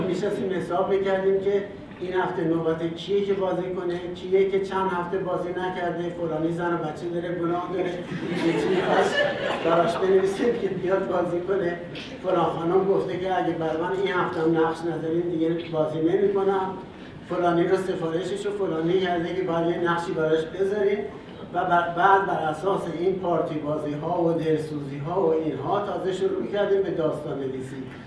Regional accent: Iran; ما ایرانی هستیم

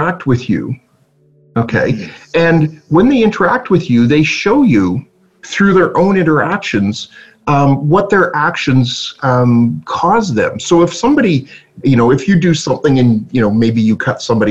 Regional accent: Toronto, Ontario, Canada; I was born in Toronto, and I was brought home, but I didn't know I was a Canadian

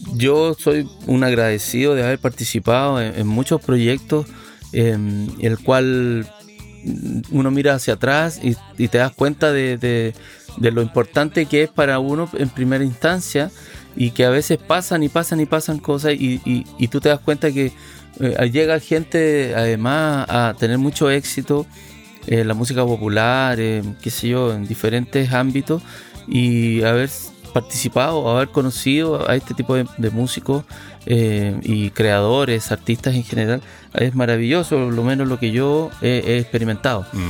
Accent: northern Chile, Chile; moved away as an adult; also born or lived in Reynosa, Mexico; cuando yo vivía fuera de Chile

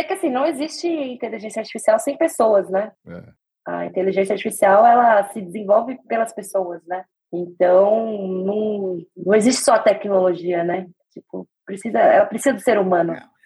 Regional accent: Brazil; ainda sendo brasileiro

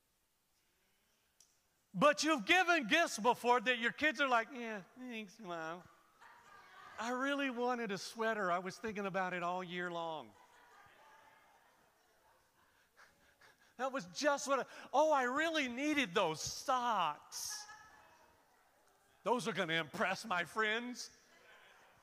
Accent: Florida, United States; I'm born and raised in Florida.

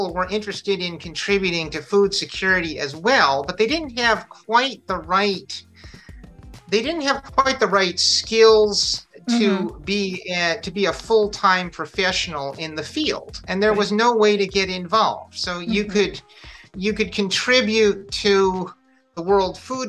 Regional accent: United States; I grew up in the United States, a child of a college professor

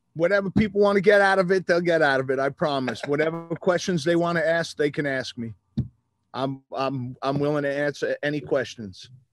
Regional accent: Long Island, New York, United States; moved away as an adult; I wanted to get out of my hometown

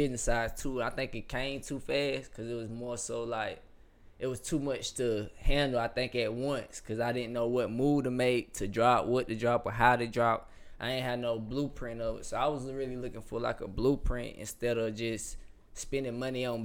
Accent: Atlanta, Georgia, United States; also born or lived in South Carolina; I'm from Atlanta. I went to school in South Carolina

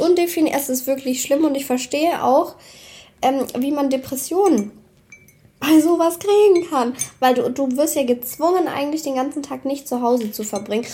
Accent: Swabia, Germany; Außerdem bin ich doch Schwabe

